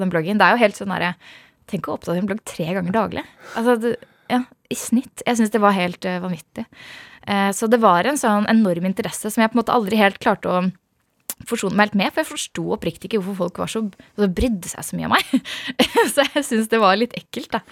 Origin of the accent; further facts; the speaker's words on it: Hønefoss, Buskerud, Norway; Jeg vokste opp i Hønefoss